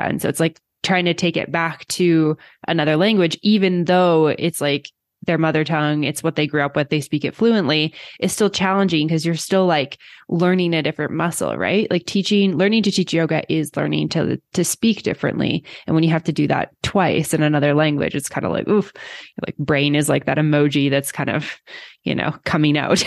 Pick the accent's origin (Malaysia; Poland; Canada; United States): Canada; moved away; I've been outside of Canada for so long and I do go back, like, every year